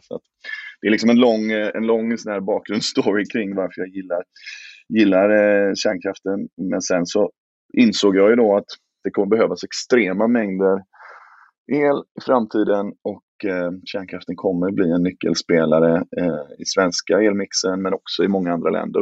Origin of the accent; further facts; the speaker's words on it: Gothenburg, Västra Götaland, Sweden; moved away; jag är en trebarnsfar från Göteborg och bor nu i Göteborg igen efter många turer runt om